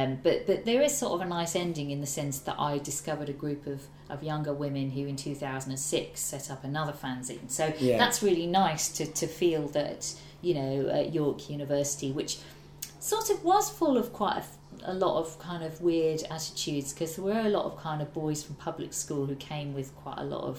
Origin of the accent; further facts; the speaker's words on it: Ormskirk, North West England, United Kingdom; Well, I grew up in Ormskirk in the northwest, and my girlfriend always makes fun of me because she says, "Oh, you love Ormskirk, don't you?"